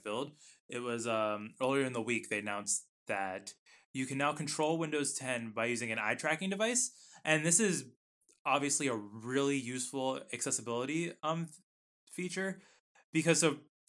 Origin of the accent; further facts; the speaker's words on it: United States; I'm an American. It is Z. I speak the right English.